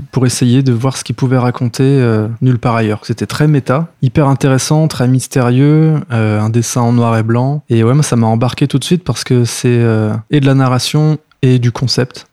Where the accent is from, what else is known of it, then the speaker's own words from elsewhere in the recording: Lyon, Auvergne-Rhône-Alpes, France; also born or lived in Béziers / Algiers; now in Paris, France; j'ai grandi à Lyon